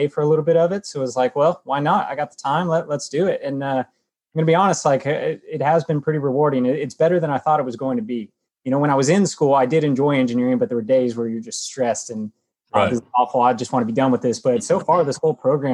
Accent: Fort Worth, Texas, United States; also born or lived in Ohio; I grew up in Fort Worth, Texas

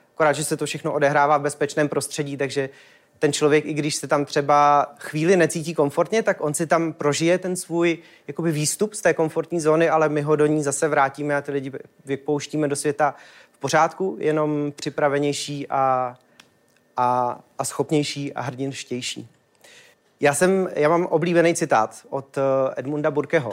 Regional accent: Czechia

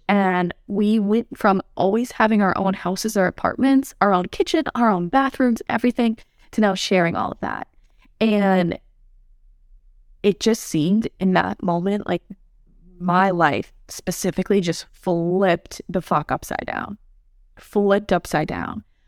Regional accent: Massachusetts, United States; moved away as an adult; also born or lived in New Mexico; We're from Massachusetts, both of us

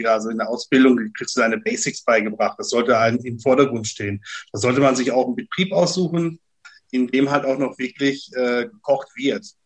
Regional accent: Duisburg, North Rhine-Westphalia, Germany; born there; now in Mannheim, Germany; Aber gebürtig komme ich aus Duisburg, bin dann ganz durch die Welt gesaust und äh, durch Deutschland. Also bin zwar jetzt schon ein paar Jahre hier

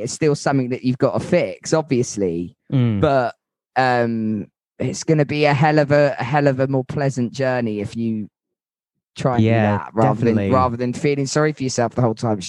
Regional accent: Yorkshire and the Humber, United Kingdom; It's no good being a Yorkshireman and trans

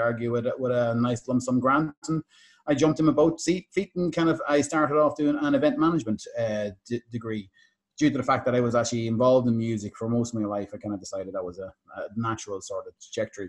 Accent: Ireland; accent: Irish; also born or lived in Thailand; my lovely Irish accent

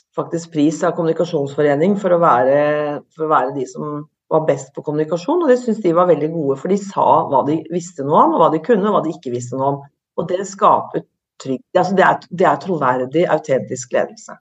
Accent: Norway; mine foreldre kom fra Italia, jeg er født og oppvokst i Norge

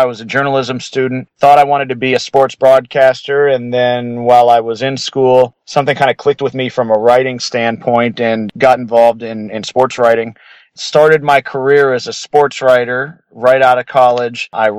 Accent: Chicago, Illinois, United States; moved away; also born or lived in New York City; I grew up in Chicago during the Jordan Bulls era

